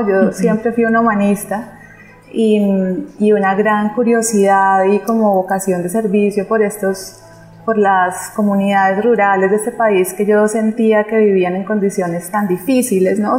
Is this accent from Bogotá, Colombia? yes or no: no; Pereira, Risaralda, Colombia; cuando yo nací en Pereira, digamos que yo digo que mi cuerpo físico eh, es de la zona cafetera y amo esa región, honro mi linaje